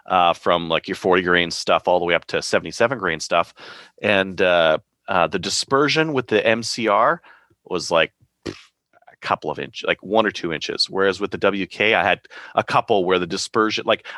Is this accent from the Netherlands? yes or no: no; Canada; I'm a Canadian